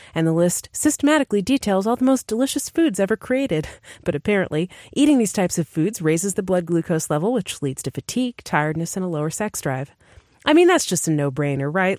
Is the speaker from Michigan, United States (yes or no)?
no; New Hampshire, United States; we're from New Hampshire